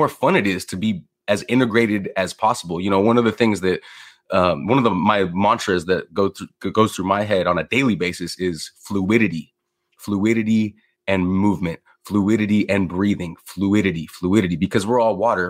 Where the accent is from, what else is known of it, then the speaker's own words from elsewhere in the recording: Los Angeles, California, United States; I'm from born and raised in Los Angeles